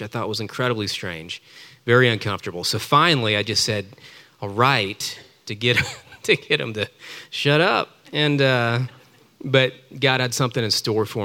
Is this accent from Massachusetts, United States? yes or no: no; Tampa, Florida, United States; I was born in Tampa, Florida, the youngest child